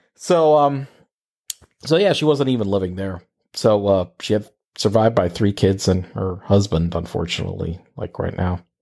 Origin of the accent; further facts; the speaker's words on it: Corozal, Puerto Rico; moved away as an adult; also born or lived in San Juan, Puerto Rico; I'm from a very small town, for those of you don't know, know, it's called Corozales in the middle of nowhere, uh, in Puerto Rico.